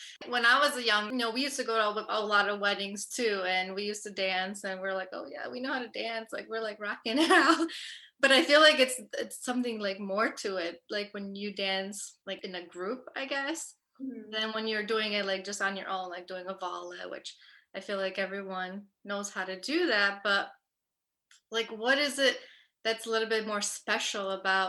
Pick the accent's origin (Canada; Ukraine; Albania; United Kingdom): Albania; North; So I'm from North and I love my chiftali and my tupan.